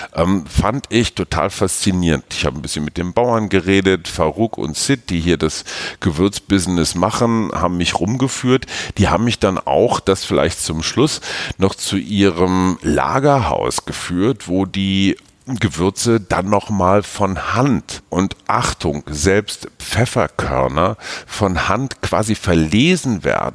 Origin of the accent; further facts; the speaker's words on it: Münster, North Rhine-Westphalia, Germany; aus meiner Heimatstadt Münster